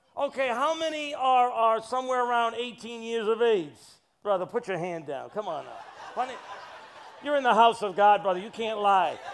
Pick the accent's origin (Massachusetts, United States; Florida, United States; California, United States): Massachusetts, United States; Brockton; now in New York City, United States; I was born in Massachusetts. I was born in Brockton